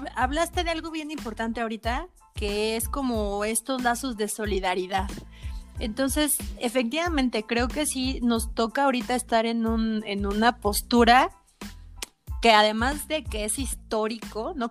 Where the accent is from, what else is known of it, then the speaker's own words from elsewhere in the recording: Mexico; como mexicanos